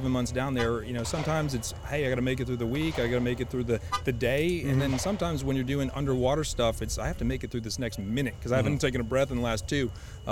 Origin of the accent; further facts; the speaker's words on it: Connecticut, United States; I'm from Connecticut